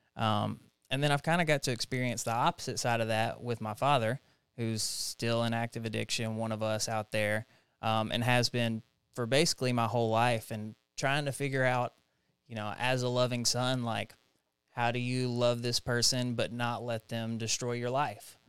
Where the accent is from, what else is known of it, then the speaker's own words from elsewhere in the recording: Jackson, Tennessee, United States; also born or lived in Knoxville, Tennessee; I'm from Jackson, Tennessee. Uh, it's where all my family is, kinda born and raised there